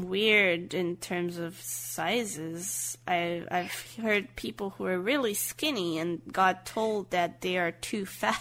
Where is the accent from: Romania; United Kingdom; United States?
Romania; now in Bucharest, Romania; Oh, yes. I have family here. But I'm not originally from Bucharest, so they're back in my hometown. I live here alone, basically. I've come here for university, and I just stayed here, basically.